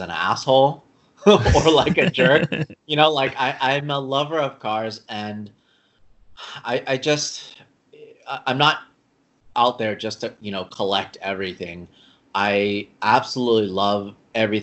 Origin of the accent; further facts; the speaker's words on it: Los Angeles, California, United States; I grew up in Los Angeles, you know, Southern California.